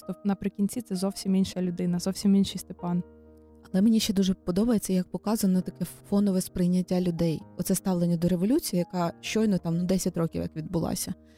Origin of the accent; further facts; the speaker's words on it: Kyiv, Ukraine; я народилася в Києві, живу тут з народження